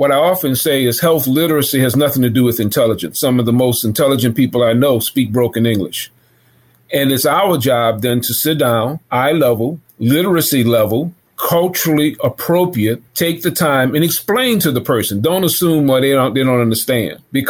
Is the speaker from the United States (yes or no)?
yes; New Orleans, Louisiana, United States; I was raised in the Lower Ninth Ward